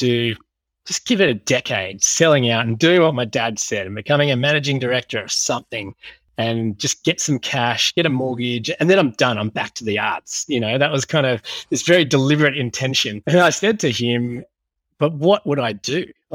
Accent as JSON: {"language": "English", "town": "Sydney", "region": "New South Wales", "country": "Australia", "tie": "born or raised there", "said": "I grew up in Sydney"}